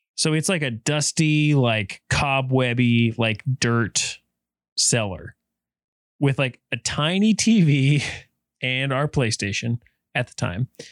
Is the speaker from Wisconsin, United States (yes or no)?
no; Helena, Montana, United States; growing up in Helena, it was all Montana P B S